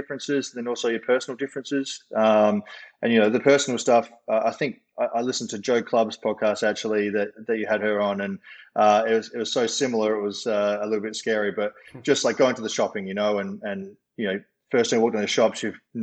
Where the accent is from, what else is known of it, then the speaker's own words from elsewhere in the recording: Adelaide, South Australia, Australia; moved away as an adult; also born or lived in Brisbane, Australia / Oregon, United States; I grew up in Adelaide, Australia